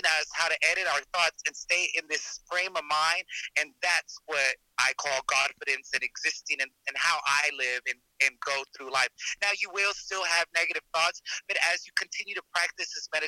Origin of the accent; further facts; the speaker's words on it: Dallas, Texas, United States; I'm from Texas. I'm from Dallas, Texas